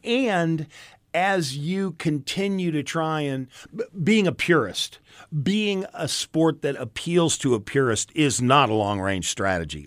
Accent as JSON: {"language": "English", "town": "St. Louis", "region": "Missouri", "country": "United States", "tie": "born or raised there", "said": "I grew up around Saint Louis"}